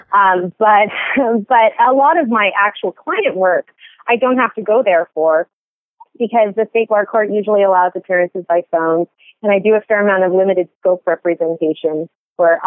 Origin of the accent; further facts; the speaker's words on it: California, United States; moved away as an adult; also born or lived in Connecticut / New York / New Jersey / Australia; now in Georgia, United States; I was born and raised in California